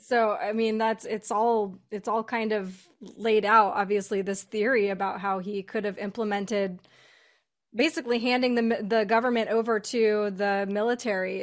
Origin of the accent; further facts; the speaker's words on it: United States; we're all American